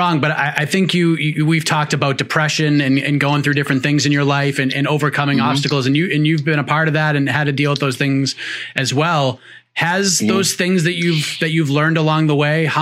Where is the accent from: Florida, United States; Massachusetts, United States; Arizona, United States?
Massachusetts, United States; Boston; I'm from the Boston area